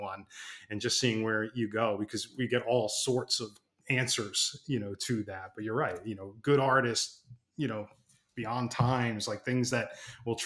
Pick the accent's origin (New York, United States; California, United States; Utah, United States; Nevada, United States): New York, United States; now in Raleigh, United States; I'm a New Yorker by trade.